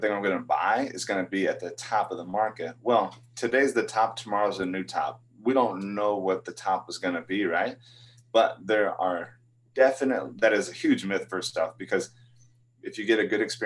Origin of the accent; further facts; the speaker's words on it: Midwest, United States; now in Phoenix, United States; I'm from the Midwest, and where I'm from, it seems like all the homes look the same.